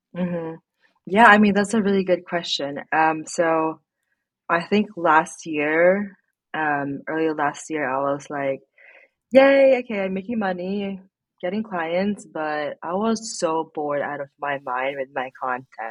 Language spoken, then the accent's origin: English; Philippines; moved away as an adult; now in Sweden; I grew up in the Philippines, um, and I moved here